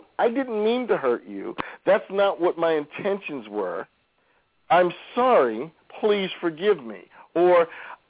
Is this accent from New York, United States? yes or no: yes; New York, United States; I grew up in New York.